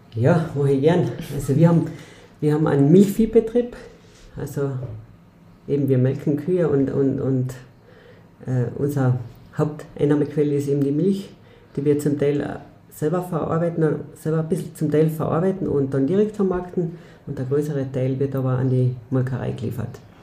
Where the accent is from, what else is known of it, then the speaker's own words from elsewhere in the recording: Mölltal, Upper Carinthia, Austria; moved away as an adult; ich bin eine gebürtige, gebürtige Oberkärntnerin. Also ich komme aus Benkin Mölltal.